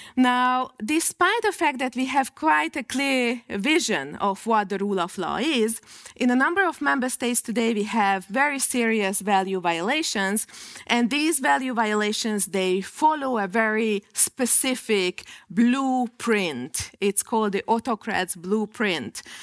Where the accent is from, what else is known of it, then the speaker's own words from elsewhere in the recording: Hungary; in my home country